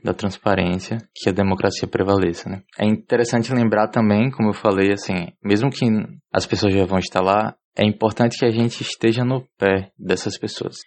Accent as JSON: {"language": "Portuguese", "town": "Aracaju", "region": "Sergipe", "country": "Brazil", "tie": "born or raised there", "said": "nascido e criado em Aracaju, capital do estado de Sergipe"}